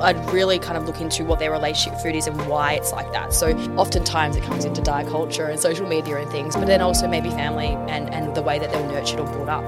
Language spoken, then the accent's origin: English; Tasmania, Australia; now in Melbourne, Australia; I grew up in Tassie